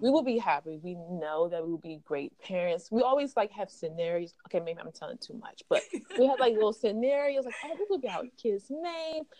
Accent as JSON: {"language": "English", "region": "Maryland", "country": "United States", "moved": "as an adult", "lives_now": "New York, United States", "said": "I'm from Maryland, but mm-hmm. I live in New York. I've been here for I think six years now"}